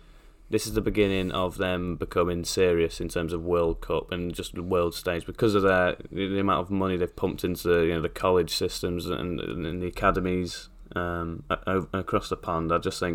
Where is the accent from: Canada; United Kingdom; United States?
United Kingdom; England; And we're bloody English